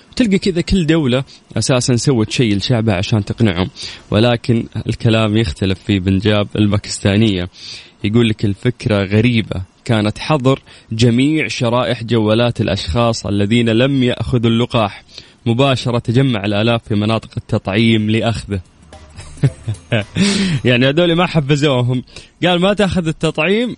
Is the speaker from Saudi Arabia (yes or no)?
yes; Saudi Arabia; عندنا في المملكة العربية السعودية